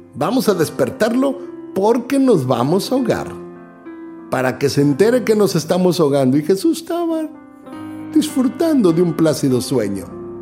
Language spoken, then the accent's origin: Spanish; Mexico; moved away; soy mexicano